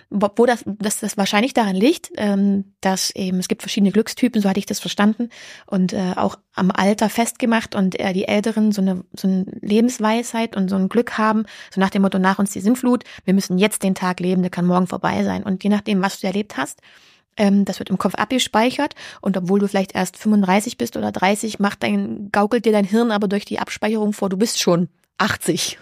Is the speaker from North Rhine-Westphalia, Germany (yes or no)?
no; Halle, Saxony-Anhalt, Germany; in meiner Heimat in Halle